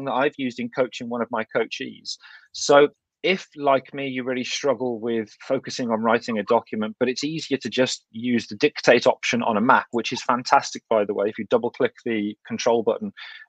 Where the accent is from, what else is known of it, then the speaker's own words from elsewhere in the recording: Kidderminster, West Midlands, United Kingdom; accent: thick Kidderminster; my thick Kidderminster accent